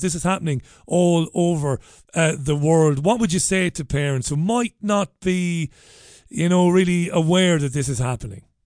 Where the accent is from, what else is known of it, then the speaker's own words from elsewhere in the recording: Waterford, Munster, Ireland; now in United Kingdom; growing up in Ballybeg in Waterford